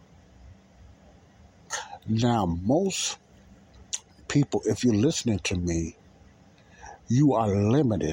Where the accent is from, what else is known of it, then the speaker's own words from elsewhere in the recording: United States; I was born in America